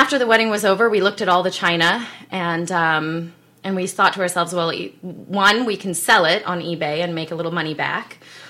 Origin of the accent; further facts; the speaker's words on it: South Africa; accent: South African; now in United States; So I'm originally born and raised in South Africa. I actually have an accent that switches back and forth between my American and my South African. So I was born and raised there